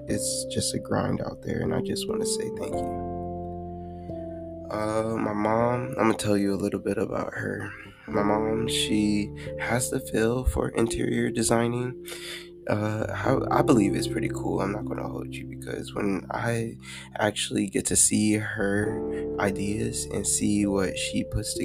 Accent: Fountain, Colorado, United States; I'm from Fountain, Colorado, raised by a wonderful mother

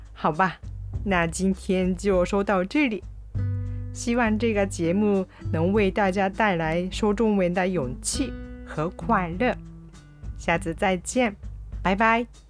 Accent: Kyushu, Japan; born or raised there; moved away

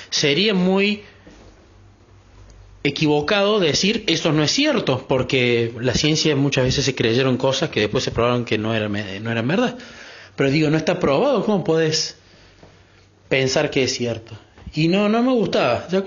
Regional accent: Córdoba, Argentina; Yo soy …, soy de Córdoba, Argentina.

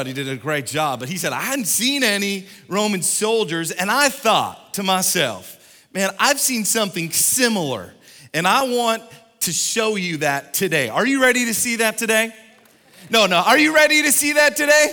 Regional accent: Canada; moved away; Growing up in Canada

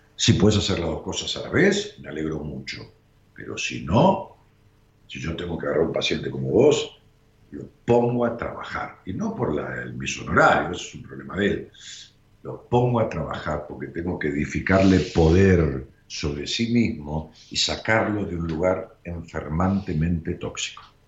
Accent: Argentina; en Argentina, nosotros somos un país sensacional

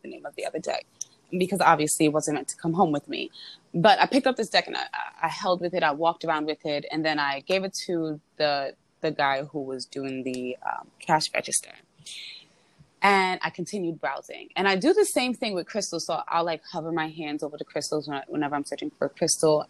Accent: New York City, New York, United States; I am a New Yorker

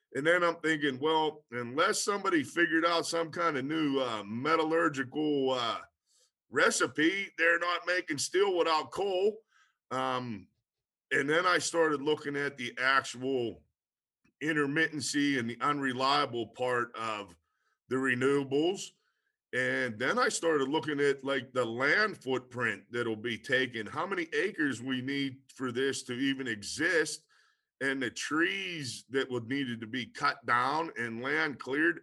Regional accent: Pennsylvania, United States; I'm from Pennsylvania

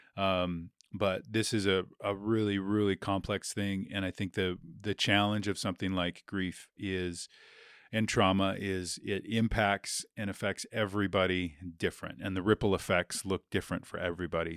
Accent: Billings, Montana, United States; I was, uh, born and raised in Billings, Montana, never really left

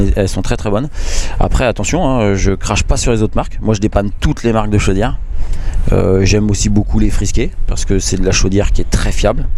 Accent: Picardy, Hauts-de-France, France; moved away as an adult; Né, en Picardie, euh, d'une maman martiniquaise, d'un papa belge

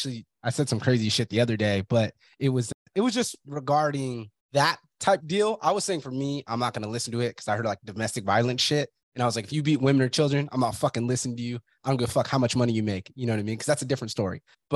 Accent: Fresno, California, United States; You're from Brawley, I'm from Fresno. Everybody has that closed mindset.

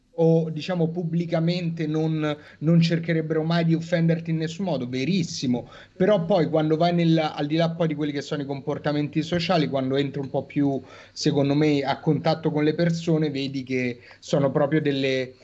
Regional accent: Rome, Lazio, Italy; da romano

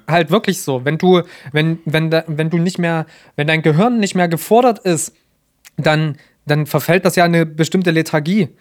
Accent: Germany; in der wir jetzt leben, als Deutsche

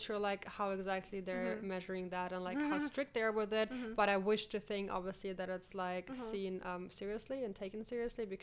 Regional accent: Ukraine; I was born in the Ukraine

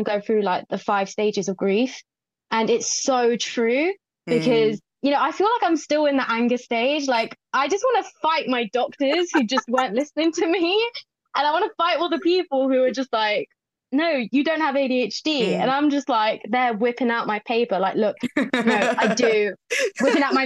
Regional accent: Watford, East of England, United Kingdom; moved away as an adult; now in Manchester, United Kingdom; I'm originally from Watford, so it's just outside London. And I moved up to the Grotty North in Manchester about 2.5 years ago.

